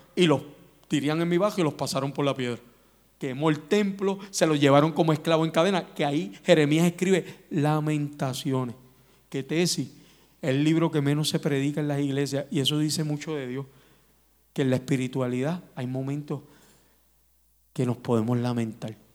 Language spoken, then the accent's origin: Spanish; Puerto Rico